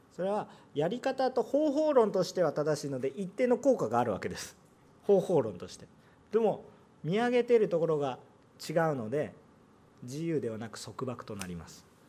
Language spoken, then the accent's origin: Japanese; Japan; moved away as an adult; also born or lived in South Korea; 日本人として韓国に住んでる